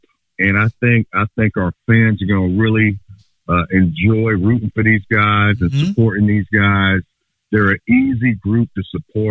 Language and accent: English; New York, United States; moved away as an adult; I grew up in New York